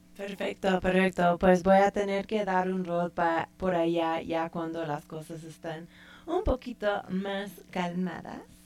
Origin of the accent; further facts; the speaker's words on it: San Francisco, California, United States; moved away; soy san franciscana